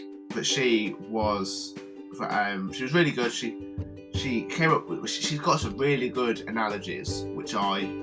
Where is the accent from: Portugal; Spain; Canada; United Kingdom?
United Kingdom; Midlands; accent: Midlands; my Midlands accent